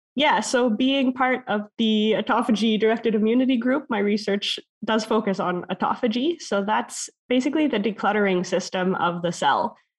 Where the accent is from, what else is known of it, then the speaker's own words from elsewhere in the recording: Canada; moved away; as a Canadian.